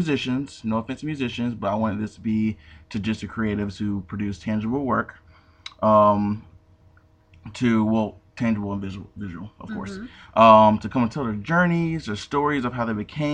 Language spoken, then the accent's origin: English; High Point, North Carolina, United States; now in Greensboro, United States; I'm from High Point. I live in Greensboro now. I've been here since 2009.